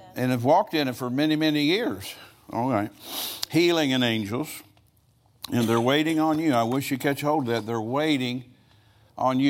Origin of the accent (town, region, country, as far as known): United States